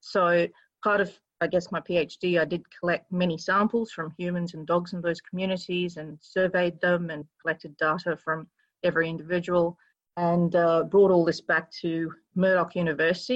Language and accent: English; Kolkata, West Bengal, India; now in Australia; I was raised in Calcutta.